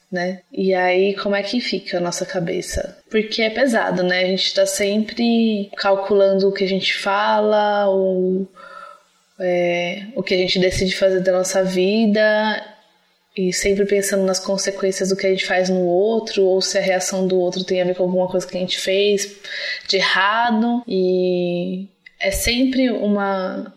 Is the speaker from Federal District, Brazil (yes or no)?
yes; Brasília, Federal District, Brazil; sou de Brasília